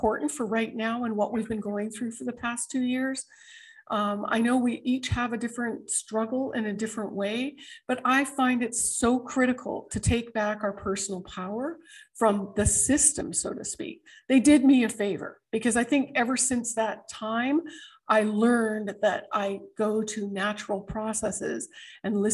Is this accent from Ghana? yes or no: no; Canada; moved away as an adult; now in United States; I'm a Canadian born American